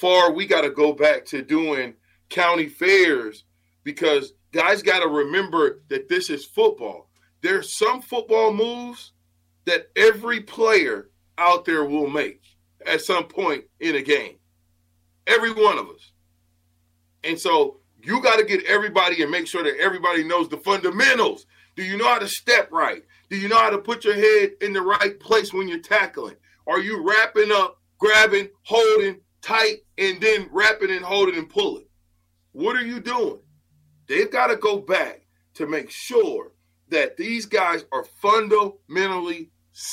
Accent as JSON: {"language": "English", "town": "Omaha", "region": "Nebraska", "country": "United States", "said": "when I came in from Omaha South High"}